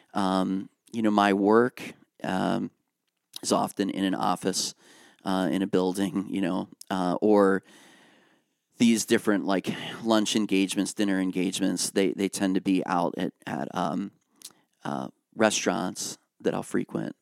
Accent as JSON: {"language": "English", "area": "Lancaster County", "region": "Pennsylvania", "country": "United States", "tie": "born or raised there", "lives_now": "Harrisburg, United States", "said": "I grew up in Lancaster County"}